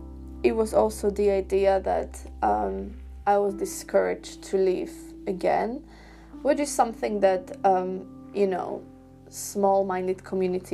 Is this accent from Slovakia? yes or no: yes; Slovakia; moved away; my high school in my home country in Slovakia